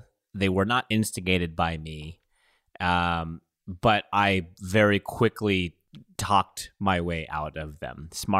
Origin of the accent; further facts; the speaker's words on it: Philippines; And I am Filipino.